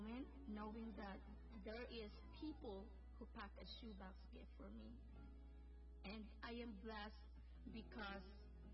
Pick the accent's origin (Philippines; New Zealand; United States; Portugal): Philippines; moved away; I was born in the Philippines and growing up in a poor family